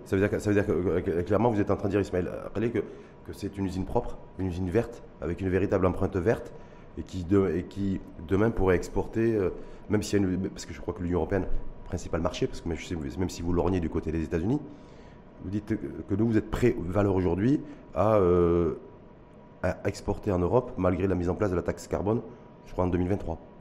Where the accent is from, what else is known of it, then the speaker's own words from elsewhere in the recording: Morocco; chez nous, au Maroc